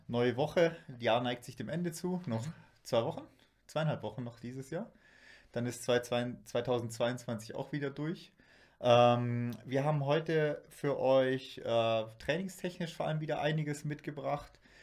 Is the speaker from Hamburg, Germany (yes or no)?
no; Black Forest, Baden-Württemberg, Germany; bei uns im Schwarzwald